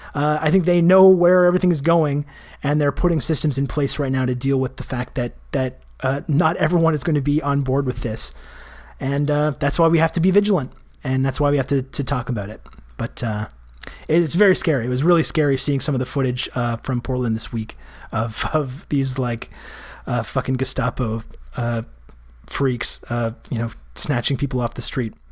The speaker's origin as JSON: {"language": "English", "country": "Canada", "said": "I'm Canadian"}